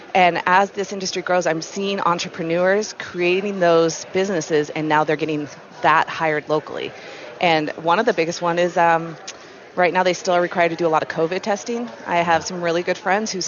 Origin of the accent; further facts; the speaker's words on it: Flathead Valley, Montana, United States; I grew up in Montana, I grew up in the Flathead Valley, and still get to live here and raise my family here